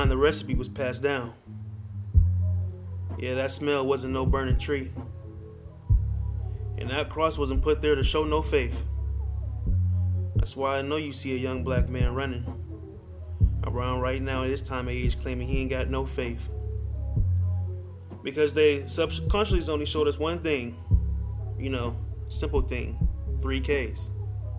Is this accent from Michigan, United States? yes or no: no; Youngstown, Ohio, United States; now in Los Angeles, United States; I come from the Cleveland area. I come from Youngstown, Ohio, the 330 area